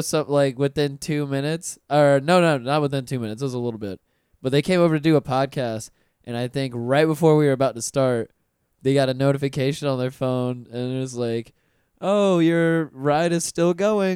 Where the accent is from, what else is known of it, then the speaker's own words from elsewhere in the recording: Pensacola, Florida, United States; now in Orlando, United States; Pensacola, my hometown